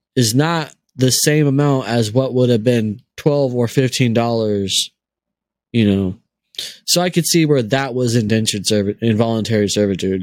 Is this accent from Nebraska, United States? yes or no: no; Maricopa County, Arizona, United States; he was the sheriff in my hometown for 24 years